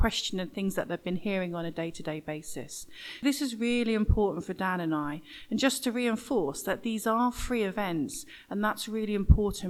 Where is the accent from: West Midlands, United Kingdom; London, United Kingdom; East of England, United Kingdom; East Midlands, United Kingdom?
East of England, United Kingdom; Norwich; accent: east of England; I actually live in Norwich, and that's where my accent's from, the east of England. Because I lived in Norwich my whole life